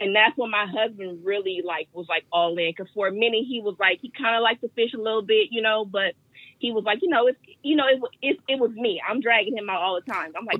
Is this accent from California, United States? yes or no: yes; Oakland, California, United States; Oakland, born and raised in Oakland my whole life